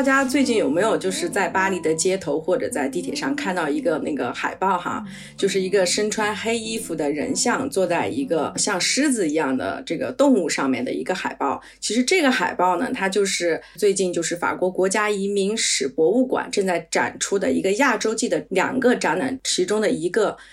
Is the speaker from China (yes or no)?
yes; China; now in Paris, France; 因为我们在国内长大